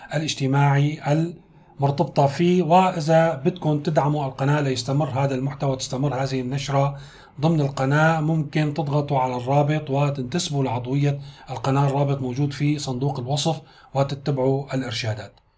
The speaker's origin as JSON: {"language": "Arabic", "country": "Syria", "said": "كلنا كسوريين"}